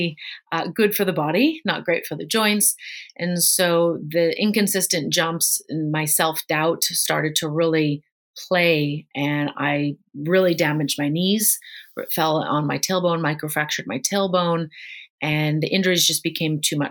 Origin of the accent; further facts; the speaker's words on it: Chicago, Illinois, United States; moved away; also born or lived in Hong Kong; I grew up in Chicago, Illinois, and that was definitely one of the major sports there